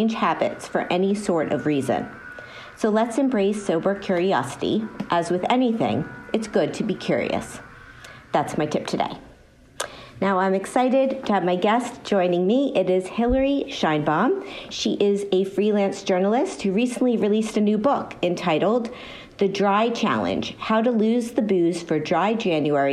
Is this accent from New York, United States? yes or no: no; Miami, Florida, United States; moved away; I'm from Miami originally